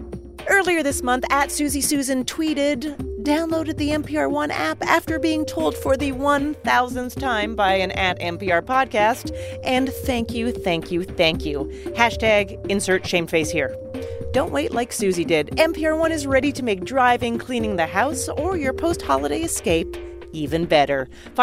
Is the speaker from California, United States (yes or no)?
no; New York City, New York, United States; You know, being a New Yorker, it's always humbling to come out